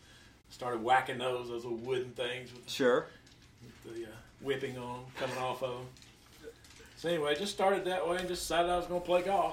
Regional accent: Chattanooga, Tennessee, United States; I'm from Chattanooga.

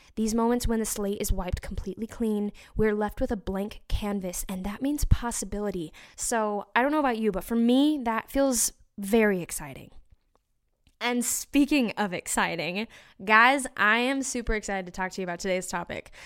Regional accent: Utah, United States; born or raised there; moved away

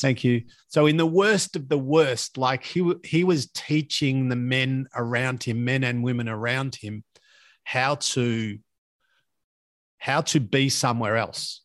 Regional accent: Latrobe Valley, Victoria, Australia; when I grew up in Latrobe Valley

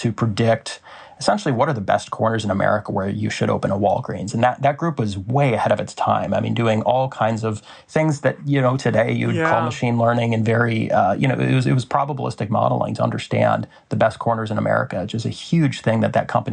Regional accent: Des Moines, Iowa, United States; We grew up in Des Moines, Iowa.

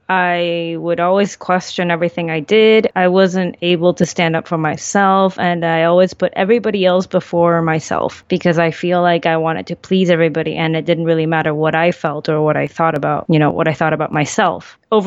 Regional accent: Chile; born there; also born or lived in Central America / Europe; I was born in South America in Chile, and we moved around quite a lot because of my father's work. So I lived in Central America and in Europe.

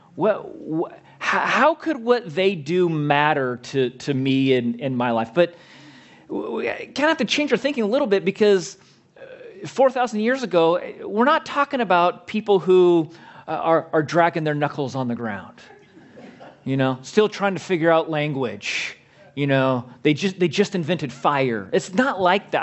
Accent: Southern California, United States; I grew up in Southern California, Christian, my entire life

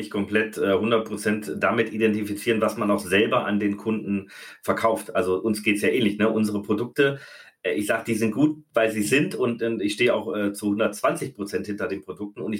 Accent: Baden-Württemberg, Germany; Als Schwabe definitiv.

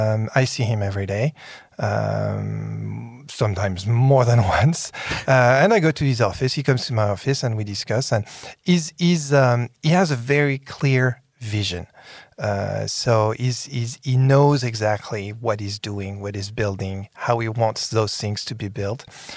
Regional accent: San Francisco, California, United States; Well, you know, I come from San Francisco.

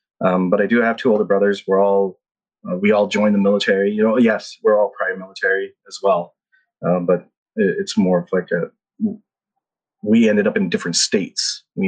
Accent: Philippines; also born or lived in Guam; So I was born and raised in the Philippines, and I was raised in, as a military brat.

